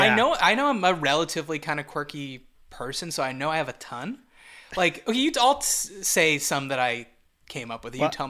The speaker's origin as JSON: {"language": "English", "town": "Montreal", "region": "Quebec", "country": "Canada", "accent": "Montreal", "said": "my Montreal accent is annoying."}